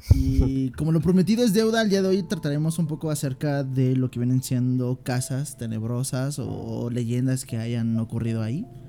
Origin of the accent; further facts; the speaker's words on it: Mexico City, Mexico; también soy de aquí de la Ciudad de México